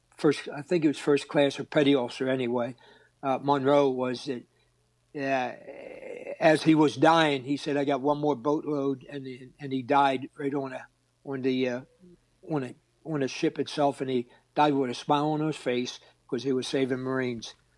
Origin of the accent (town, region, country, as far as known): Philadelphia, Pennsylvania, United States; born or raised there